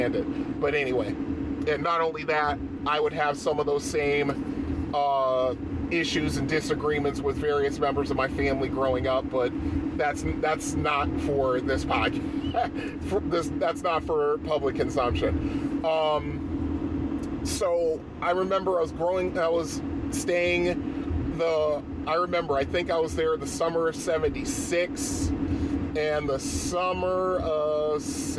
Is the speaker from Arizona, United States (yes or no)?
no; Bridgeport, Connecticut, United States; arcades and stuff that I grew up with in Bridgeport